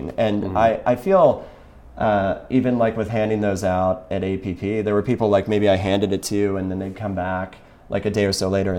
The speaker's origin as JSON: {"language": "English", "region": "Kentucky", "country": "United States", "said": "I'm from Kentucky originally"}